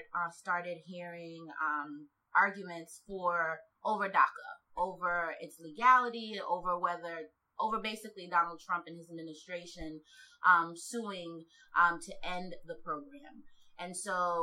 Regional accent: New York, United States; also born or lived in Senegal; My family came from Senegal, West Africa, and settled in New York when I was 7

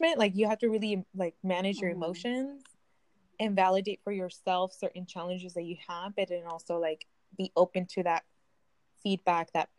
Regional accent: Napa, California, United States; also born or lived in Central Valley, California; I grew up in the Bay Area, but, like, in the places where, like, in Napa

